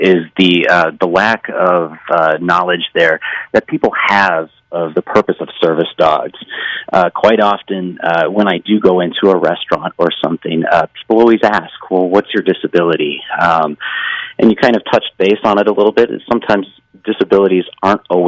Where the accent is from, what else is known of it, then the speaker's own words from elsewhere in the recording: Villa Park, Illinois, United States; where I live in my hometown of Villa Park.